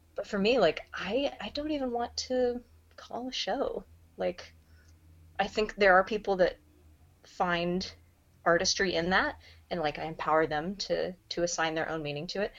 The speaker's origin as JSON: {"language": "English", "town": "Tulsa", "region": "Oklahoma", "country": "United States", "tie": "born or raised there", "moved": "as an adult", "lives_now": "Seattle, United States", "said": "I grew up in Tulsa"}